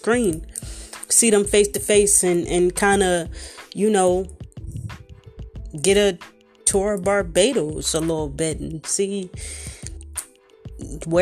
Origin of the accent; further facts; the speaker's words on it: Philadelphia, Pennsylvania, United States; I'm from Philly, so we use crazy as to represent everything